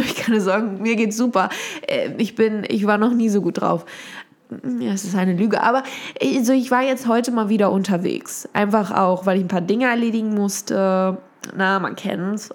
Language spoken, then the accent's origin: German; Germany; ich liebe meine Stadt, das ist ja meine, das ist ja meine Heimatstadt